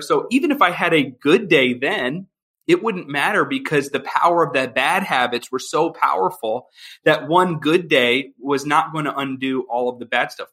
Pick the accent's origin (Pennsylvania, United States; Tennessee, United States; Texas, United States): Pennsylvania, United States; Philadelphia; moved away as an adult; now in Chicago, United States; I'm originally from Philadelphia, Pennsylvania, and my wife and I now we live in Chicago